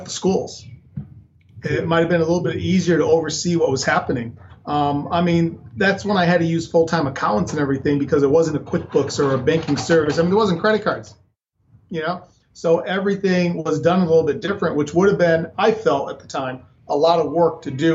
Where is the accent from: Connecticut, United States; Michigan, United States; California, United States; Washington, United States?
Connecticut, United States; moved away as an adult; also born or lived in Rhode Island; now in Arizona, United States; I'm originally from Connecticut